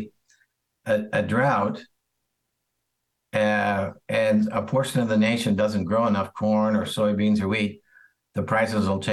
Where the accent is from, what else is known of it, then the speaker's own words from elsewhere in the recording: around St. Louis, Missouri, United States; We grew up around St. Louis.